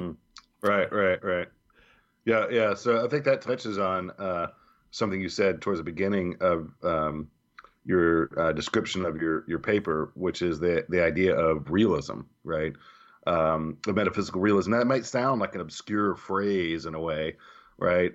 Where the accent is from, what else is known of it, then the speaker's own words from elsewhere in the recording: the South, United States; being a native southerner